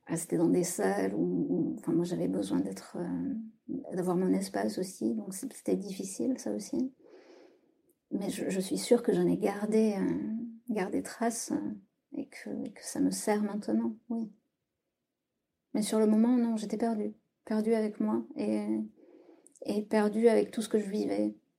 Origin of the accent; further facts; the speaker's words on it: south-west France, France; moved away as an adult; now in Paris, France; Je vis à Paris depuis une dizaine d'années et je viens du sud-ouest de la France.